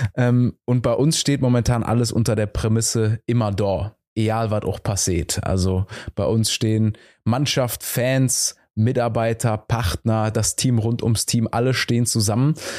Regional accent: Cologne, North Rhine-Westphalia, Germany; selbst als Kölner

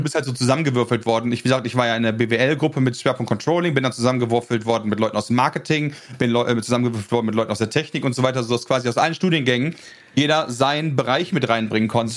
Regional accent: North Rhine-Westphalia, Germany; also born or lived in Netherlands; ich komme aus NRW

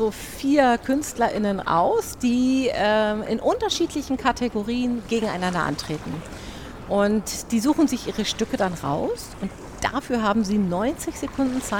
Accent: Hamburg, Germany; weil wir sind Hamburger

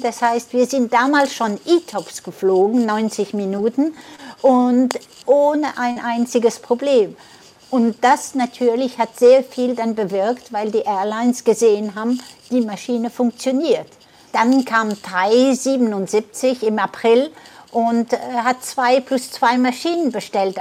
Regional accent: France; also born or lived in Prien am Chiemsee, Bavaria, Germany; bin aber mit einem Jahr nach Frankreich gebracht worden

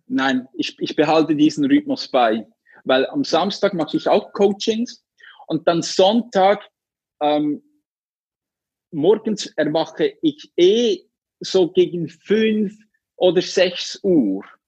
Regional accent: Switzerland; ich komme aus der Schweiz.

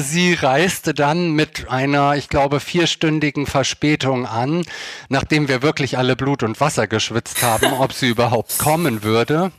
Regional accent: Hersfeld-Rotenburg district, Hesse, Germany; also born or lived in Eschwege; now in Hamburg, Germany; geboren bin ich in Eschwege und aufgewachsen in einem sehr, sehr kleinen Dorf im Kreis Hersfeld-Rotenburg

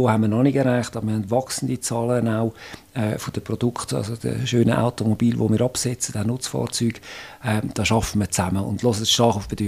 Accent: Zurich, Switzerland; Ich bin im Zürichsee aufgewachsen, nach Zürich

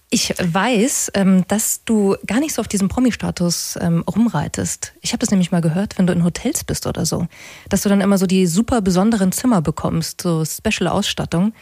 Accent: Munich, Bavaria, Germany; also born or lived in Augsburg; wir sind in München aufgewachsen

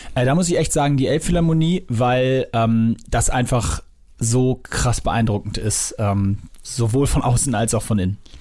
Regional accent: Hamburg, Germany; ich bin im Norden aufgewachsen, in Lemsal-Mellingstedt

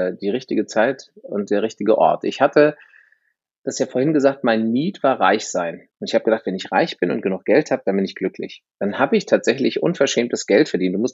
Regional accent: United States; ich bin halber Amerikaner

